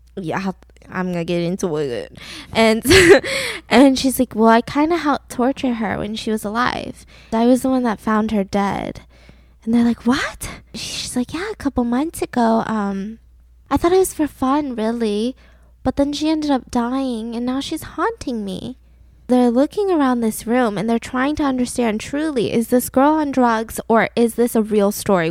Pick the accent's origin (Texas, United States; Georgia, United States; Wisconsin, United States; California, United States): Georgia, United States; Atlanta; now in Los Angeles, United States; the great, wonderful, peachy state that I grew up in, Atlanta, Georgia